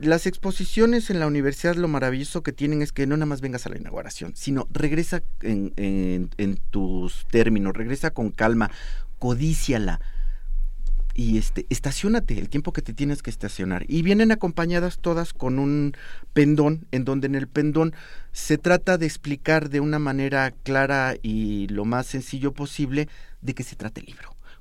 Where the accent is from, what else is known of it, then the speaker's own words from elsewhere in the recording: Mexico; yo soy mexicano, mi abuela era zapoteca y vivo en el siglo XXI